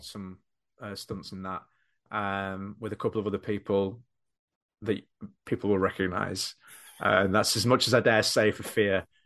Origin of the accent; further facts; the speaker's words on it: Doncaster, Yorkshire and the Humber, United Kingdom; moved away as an adult; now in Knaresborough, United Kingdom; Not where I'm from, but the town that I live, uh, in Knaresborough. I grew up in Doncaster